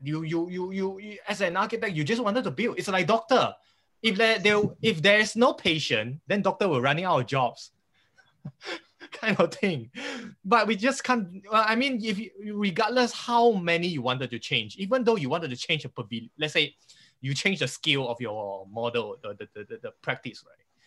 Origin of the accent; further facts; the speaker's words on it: Malaysia; as a Malaysian architects.